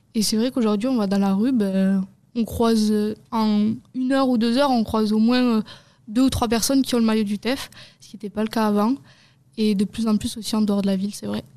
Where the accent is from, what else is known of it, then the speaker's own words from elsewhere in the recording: Hautes-Pyrénées, Occitania, France; On est joueuse au TFC et on est originaire des Hautes-Pyrénées.